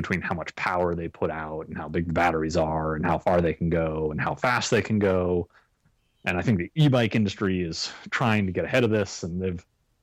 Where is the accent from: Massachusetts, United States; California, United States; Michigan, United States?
Massachusetts, United States; I'm from Massachusetts